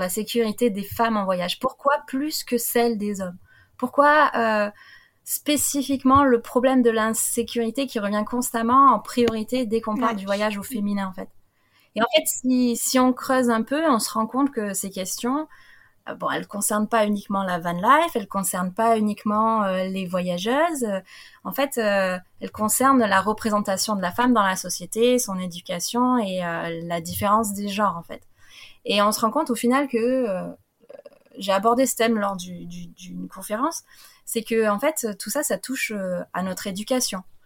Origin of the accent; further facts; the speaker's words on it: France; en tant que petite française